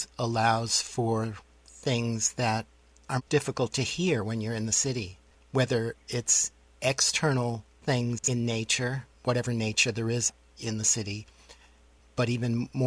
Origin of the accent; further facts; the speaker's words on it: New York City, New York, United States; moved away; I grew up in New York City.